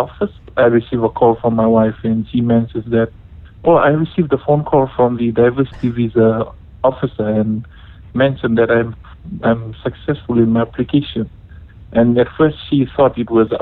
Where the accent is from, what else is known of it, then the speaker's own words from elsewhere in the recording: Fiji; moved away as an adult; now in Bay Area, United States; I'm from Fiji, born and raised in Fiji